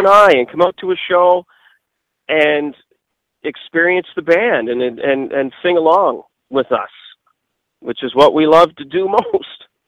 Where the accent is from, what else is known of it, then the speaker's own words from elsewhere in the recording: Nova Scotia, Canada; my hometown and small parts of Nova Scotia